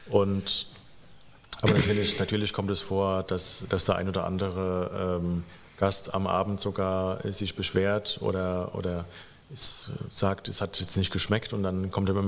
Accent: Rot bei Stromberg, Rhineland-Palatinate, Germany; moved away; genau, ich bin auch in Rot bei Stromberg aufgewachsen, im Hunsrück und äh, das gehört ja dann auch natürlich zu, äh, zu Rheinland-Pfalz.

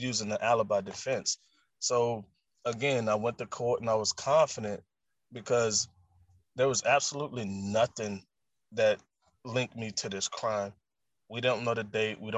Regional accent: the South, United States; I'm from the South

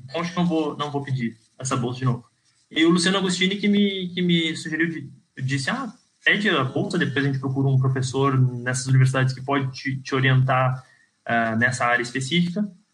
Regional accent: Brazil; moved away as an adult; also born or lived in Pelotas / Porto Alegre; now in Portugal; será que eu sou brasileiro

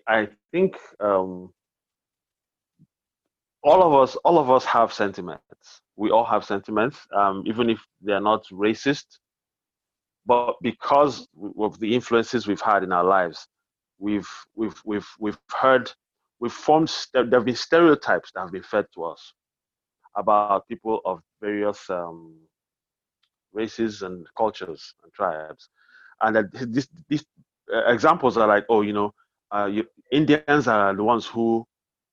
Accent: Nigeria; in our society in Nigeria

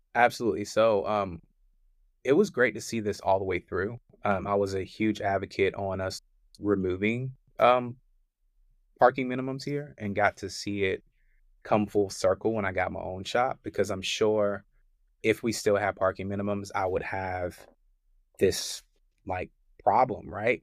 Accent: Richmond, Virginia, United States; moved away as an adult; also born or lived in Charlotte, North Carolina; I'm from Richmond, Virginia

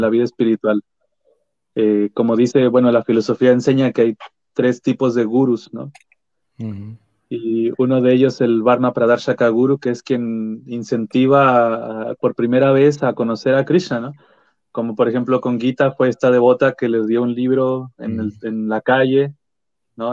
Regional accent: Aguascalientes, Mexico; now in Santiago, Chile; yo soy de Aguascalientes, ¿no? casi el centro del país de México

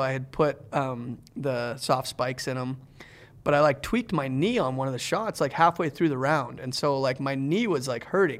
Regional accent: Canada; moved away; growing up in Canada

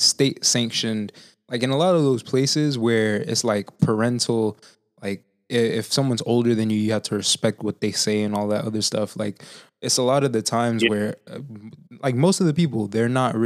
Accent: Haiti; moved away; I'm from Haiti myself, right? And like growing up over there

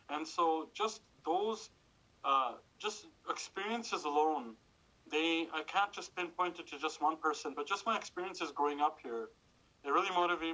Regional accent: Calgary, Alberta, Canada; also born or lived in Dubai; I was born in Dubai, moved here to Calgary, the greatest city in the world, and to the greatest riding in the world, when I was just 5 years old

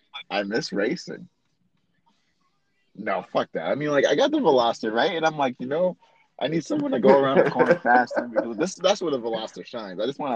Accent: New York City, New York, United States; born or raised there; moved away as an adult; now in Orlando, United States

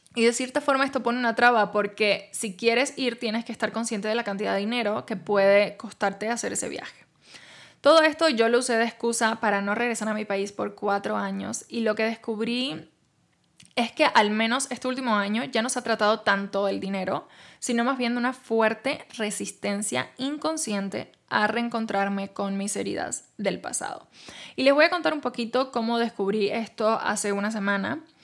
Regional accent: Cuba; now in Mexico

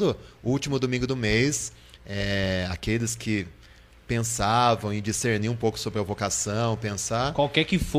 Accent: Botucatu, São Paulo, Brazil; moved away as an adult; also born or lived in Marília / Rome; eu sou de Botucatu. Pela primeira vez estou trabalhando em Botucatu, mas eu sou nascido em Botucatu há alguns aninhos, poucos aninhos, mas sou botucatuense.

